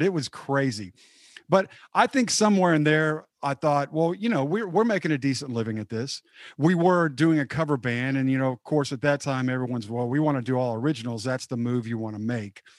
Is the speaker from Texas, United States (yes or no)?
yes; Dallas, Texas, United States; I'm from the Dallas area